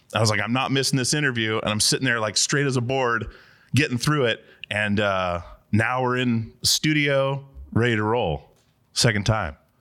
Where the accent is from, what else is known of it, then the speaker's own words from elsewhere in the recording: Alaska, United States; moved away; growing up in Alaska